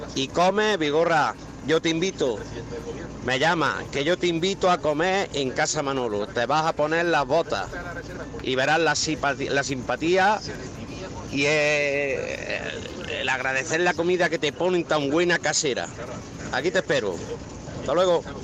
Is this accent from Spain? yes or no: yes; Bollullos Par del Condado, Andalusia, Spain; aquí de, mi pueblo, de Bolívar del Condado